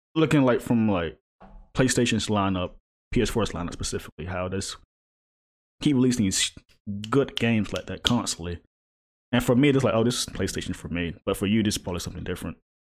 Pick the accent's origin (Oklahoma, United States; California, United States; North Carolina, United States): North Carolina, United States; East Coast, near the Virginia–North Carolina border, United States; now in Charlotte, United States; I grew up in the East Coast, so it's like, I'm near water always